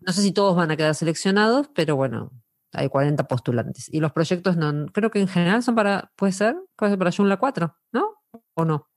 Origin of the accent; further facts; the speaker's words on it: Argentina; soy argentina